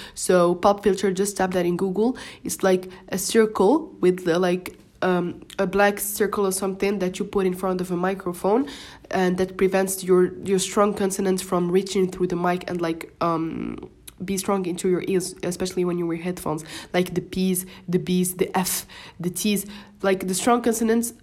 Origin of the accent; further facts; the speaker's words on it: Morocco; first language Moroccan Arabic (Darija) and French; English is a second language; I'm Moroccan and we just speak Darija and French, which are my first languages. So English is my third language.